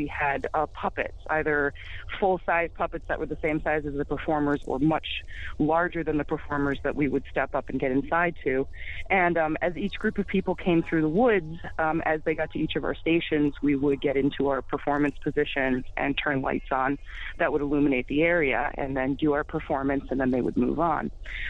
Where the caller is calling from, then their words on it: Western Massachusetts, United States; Hi, I'm calling from Massachusetts.